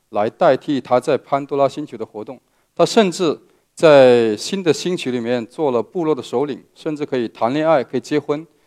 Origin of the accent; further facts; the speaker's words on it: Meizhou, Guangdong, China; 我来自广东的梅州，呃，是一个客家人